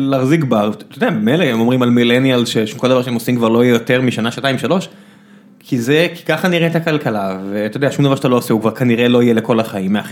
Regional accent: Beersheba, Southern District, Israel; אני באר שבעי, הכל בסדר

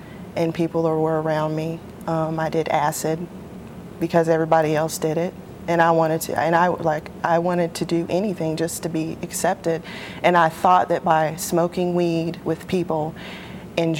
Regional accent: Pensacola, Florida, United States; I'm from here, from Pensacola, Florida.

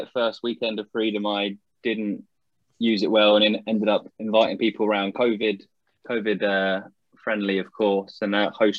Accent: Surrey, South East England, United Kingdom; now in Sussex, United Kingdom; I'm from Surrey and now Sussex here, not a million miles away from Southampton and Portsmouth.

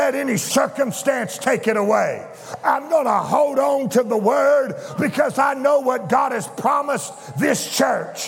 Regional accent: Louisiana, United States; I was raised in Louisiana.

